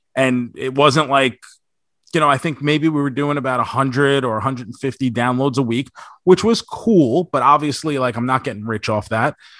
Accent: New York, United States; now in Florida, United States; I grew up in New York

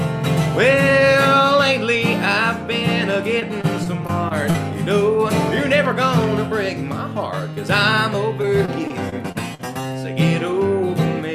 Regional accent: Kentucky, United States; I'm from Kentucky

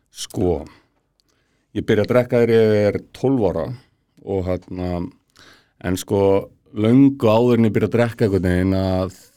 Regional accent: Garðabær, Capital Region, Iceland; ég er alveg upp í Garðabæi

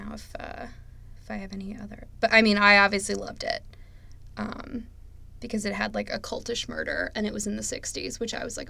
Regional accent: upstate New York, United States; born or raised there

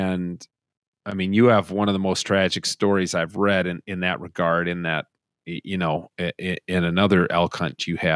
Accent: Minnesota, United States; as a Minnesotan

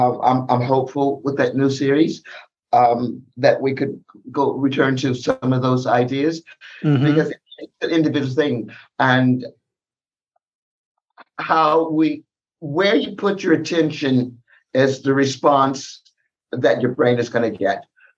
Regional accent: San Diego, California, United States; born there; I was born in the South, San Diego.

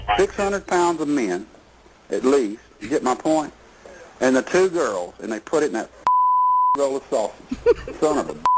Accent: Texas, United States; I'm not from the North. I'm a Texas man

